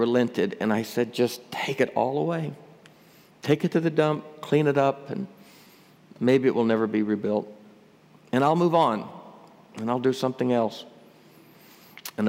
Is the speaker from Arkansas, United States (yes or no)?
yes; Northeast Arkansas, United States; I grew up over in Northeast Arkansas, Tornado Alley